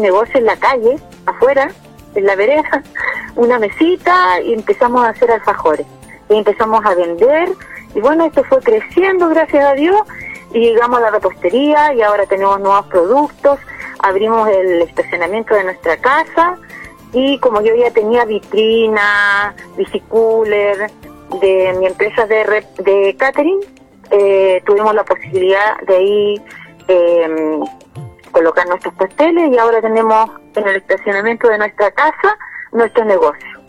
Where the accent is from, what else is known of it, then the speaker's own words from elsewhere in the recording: Salamanca, Coquimbo, Chile; soy de Salamanca y tengo un emprendimiento de repostería